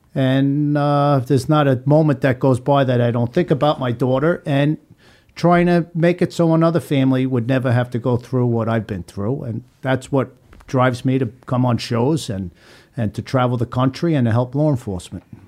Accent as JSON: {"language": "English", "area": "Long Island", "region": "New York", "country": "United States", "tie": "born or raised there", "also_born_or_lived": "Oregon", "moved": "yes", "lives_now": "Florida, United States", "said": "I grew up in Long Island, uh, and I moved to Florida in about nineteen ninety-nine"}